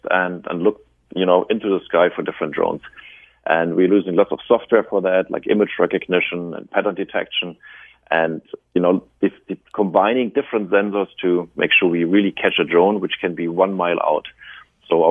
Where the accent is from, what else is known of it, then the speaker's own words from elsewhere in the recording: Germany; accent: German; We are originally started in Germany, as you know from my accent